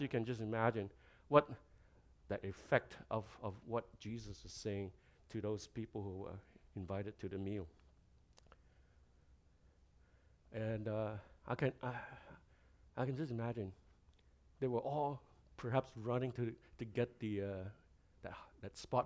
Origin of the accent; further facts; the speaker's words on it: Malaysia; now in Canada; I come from Malaysia, and I've been in Canada a long, long time.